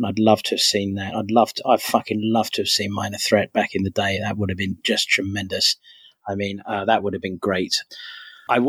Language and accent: English; London, United Kingdom; growing up in London